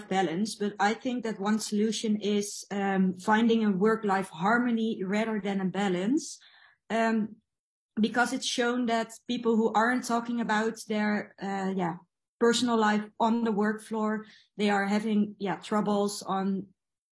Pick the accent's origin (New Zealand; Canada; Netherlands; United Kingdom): Netherlands; I'm from the Netherlands